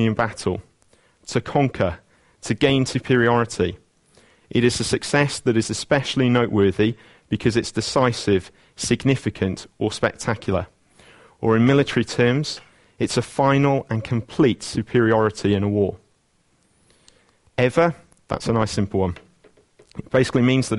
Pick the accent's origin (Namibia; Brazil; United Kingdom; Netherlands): United Kingdom; Wales; It's good being a Welshman.